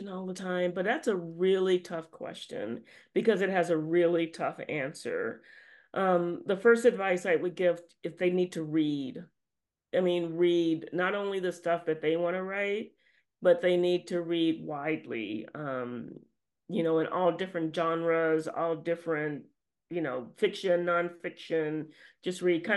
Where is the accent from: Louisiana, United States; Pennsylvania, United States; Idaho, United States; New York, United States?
Louisiana, United States; I grew up in Louisiana